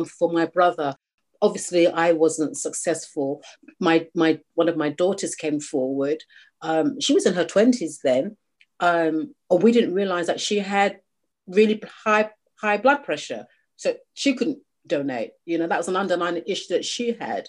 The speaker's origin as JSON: {"language": "English", "country": "United Kingdom", "tie": "born or raised there", "said": "I'm a British Nigerian. I was born here"}